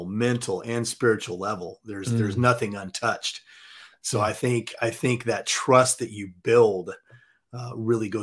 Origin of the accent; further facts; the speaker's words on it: Southern California, United States; also born or lived in Montana; now in Dallas, United States; I was born and raised in Southern California.